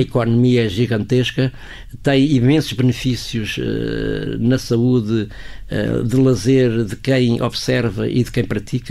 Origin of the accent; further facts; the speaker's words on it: Portugal; como português